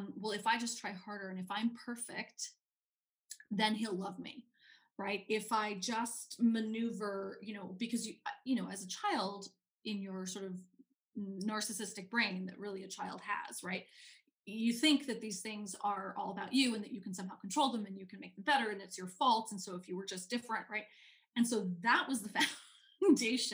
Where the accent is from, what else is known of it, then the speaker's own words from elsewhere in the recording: New York City, New York, United States; I grew up in New York City. I grew up in Manhattan on the Upper West Side